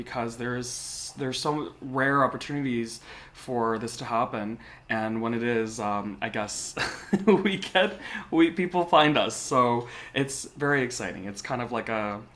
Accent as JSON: {"language": "English", "country": "Canada", "said": "I'm Chinese Canadian"}